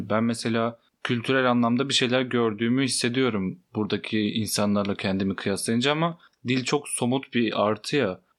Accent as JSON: {"language": "Turkish", "region": "Elazığ Province", "country": "Turkey", "moved": "yes", "said": "Ben mesela Elazığlıyım. Ee, orada çokça ağız kullanılıyor. Ben de hakimim."}